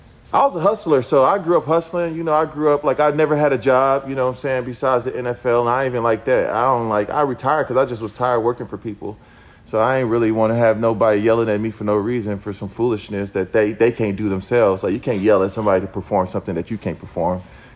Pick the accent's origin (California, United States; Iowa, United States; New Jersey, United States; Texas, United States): Texas, United States; Houston; moved away as an adult; also born or lived in Chicago / Los Angeles; We just moved back to Houston, actually. So I'm back in my hometown.